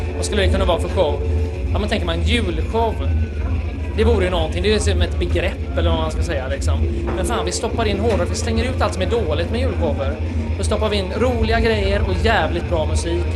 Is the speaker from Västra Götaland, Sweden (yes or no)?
yes; Gothenburg, Västra Götaland, Sweden; Vi hängde ju alltså ute i Bildal då, där vi kommer ifrån